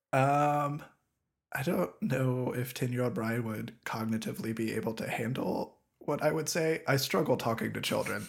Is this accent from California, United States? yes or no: no; southwestern Ohio, United States; my hometown, which is in southwestern Ohio